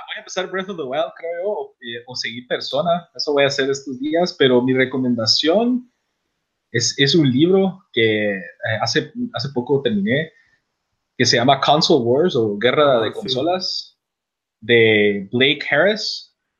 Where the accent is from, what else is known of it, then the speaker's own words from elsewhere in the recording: Guatemala; now in United States; nosotros tres somos de Guatemala